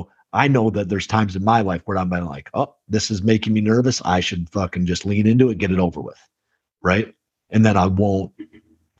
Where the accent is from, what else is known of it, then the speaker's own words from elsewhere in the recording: Midwest, United States; We're from the Midwest